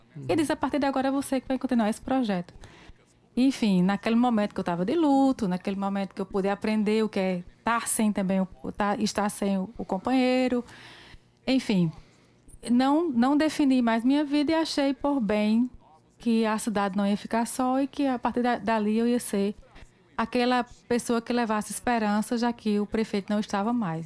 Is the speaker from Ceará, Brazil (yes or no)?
no; Pombal, Paraíba, Brazil; born or raised there